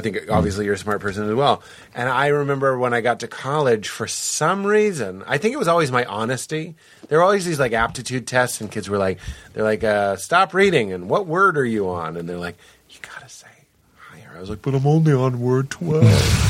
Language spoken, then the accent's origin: English; Boston, Massachusetts, United States; I'm from Boston. We still use the term retard.